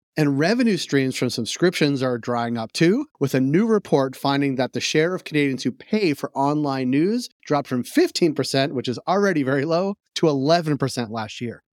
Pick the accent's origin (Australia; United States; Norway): United States; I being American